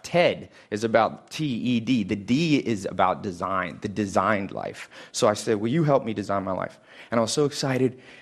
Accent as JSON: {"language": "English", "town": "Los Angeles", "region": "California", "country": "United States", "said": "I'm from Hollywood specifically"}